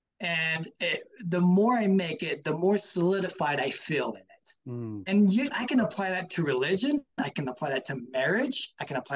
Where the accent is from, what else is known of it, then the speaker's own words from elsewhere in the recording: the Bible Belt, the South, United States; Growing up in the Bible Belt